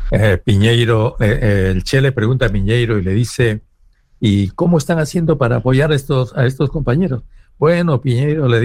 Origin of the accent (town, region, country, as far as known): Peru